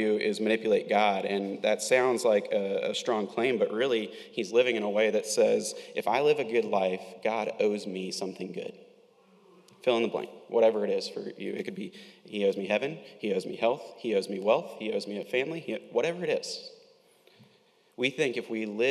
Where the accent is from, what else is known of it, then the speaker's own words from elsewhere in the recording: Winter Haven, Florida, United States; growing up in Polk County in Winter Haven, plenty of us are familiar with orange groves